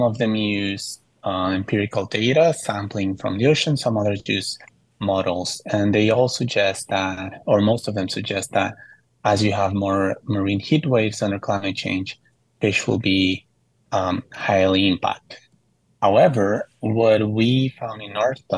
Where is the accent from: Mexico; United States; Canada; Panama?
Mexico; Mexico City; moved away; I grew up in Mexico City, where there's a lot of earthquakes